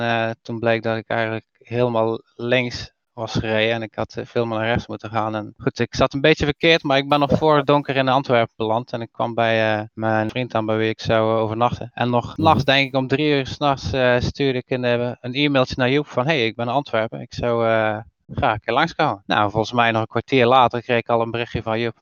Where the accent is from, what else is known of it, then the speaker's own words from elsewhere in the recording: Terneuzen, Zeeland, Netherlands; Terneuzen, wat wel altijd een leuk dingetje is voor mij, want dat is immers waar ik ben geboren